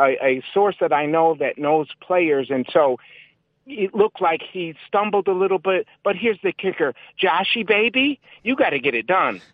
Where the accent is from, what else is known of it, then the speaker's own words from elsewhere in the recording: Connecticut, United States; I'm a Connecticut native